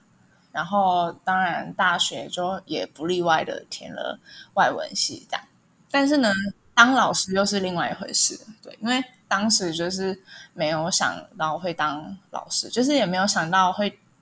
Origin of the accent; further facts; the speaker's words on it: Taipei, Taiwan; 然后我是来自台北，刚从张师大英语系毕业。